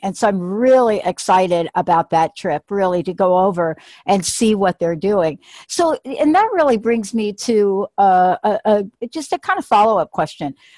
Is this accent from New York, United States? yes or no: yes; New York City, New York, United States; also born or lived in New Jersey; now in Washington State, United States; I'm a native New Yorker